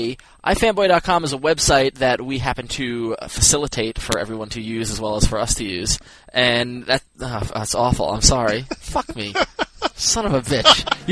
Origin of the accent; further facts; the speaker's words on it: Long Island, New York, United States; accent: Long Island; my Long Island accent